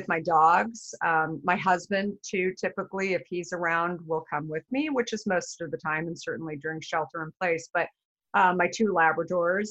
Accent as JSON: {"language": "English", "region": "Arizona", "country": "United States", "tie": "born or raised there", "said": "I grew up in Arizona."}